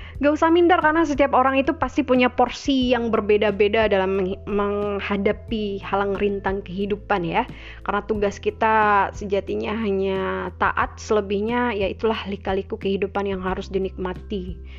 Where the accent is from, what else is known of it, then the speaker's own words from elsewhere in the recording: Minangkabau, West Sumatra, Indonesia; di Minangkabau, di tanah kelahiran saya, kampung halaman saya